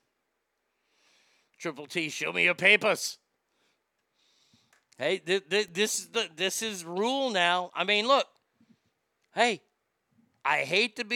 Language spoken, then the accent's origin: English; Texas, United States; I am from Texas